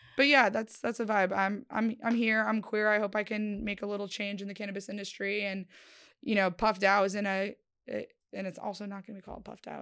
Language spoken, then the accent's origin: English; Connecticut, United States; moved away; also born or lived in Florida; I'm from Connecticut, like, originally before Florida